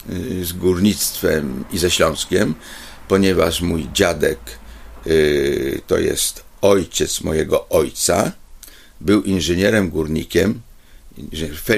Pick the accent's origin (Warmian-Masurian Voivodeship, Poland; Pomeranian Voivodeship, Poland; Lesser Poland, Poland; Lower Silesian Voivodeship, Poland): Lesser Poland, Poland; Kraków; born there; also born or lived in Łaziska; ja się jakby urodziłem się w Krakowie, bo była klinika y, y, taka, gdzie mnie zawieź, zawiózł ojciec mamę, żeby urodziła u porządnego lekarza